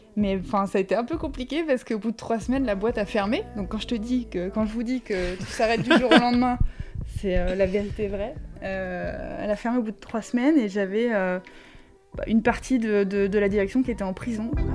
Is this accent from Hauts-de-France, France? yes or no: yes; Chantilly, Hauts-de-France, France; moved away as an adult; also born or lived in Marseille / China; j'ai grandi à Chantilly, mais on est plutôt du sud.